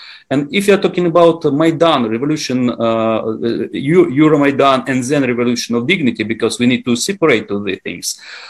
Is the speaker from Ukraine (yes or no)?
yes; Donetsk, Donetsk Oblast, Ukraine; I'm originally from Donetsk. It's the stronghold of pro-Russian support. I'm not Ukrainian by origin. I'm Greek. I'm ethnic Greek. I'm Russian speaker. I'm Orthodox.